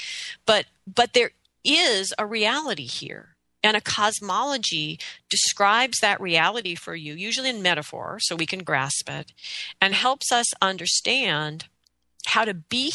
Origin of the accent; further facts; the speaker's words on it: United States; I love being an American. I love freedom. I love rights. I mean, I am totally an American